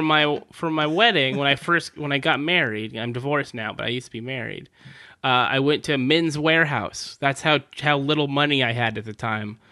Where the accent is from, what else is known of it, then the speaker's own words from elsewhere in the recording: California, United States; I grew up in California